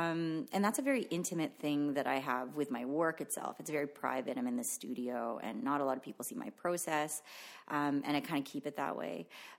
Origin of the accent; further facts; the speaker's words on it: Philippines; first language Tagalog; English is a second language; I stopped speaking my mother tongue and adopted English. And to this day, I don't speak Tagalog anymore, but my parents speak to me in Tagalog and I understand it fluently, but I just don't speak it.